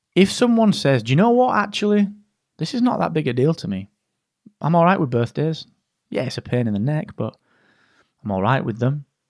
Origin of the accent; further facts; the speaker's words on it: England, United Kingdom; being so English